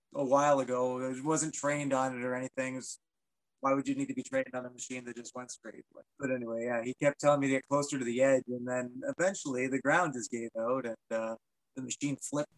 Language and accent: English; Penetanguishene, Ontario, Canada; I am born and raised in Penetang, small town fella